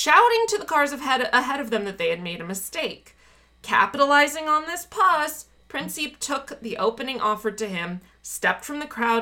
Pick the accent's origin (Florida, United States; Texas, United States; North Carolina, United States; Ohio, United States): Florida, United States; Miami; moved away; also born or lived in Minnesota; I grew up in Miami